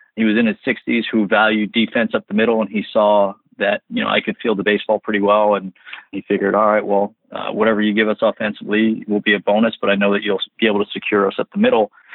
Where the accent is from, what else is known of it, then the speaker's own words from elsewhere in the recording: New Jersey, United States; I grew up in New Jersey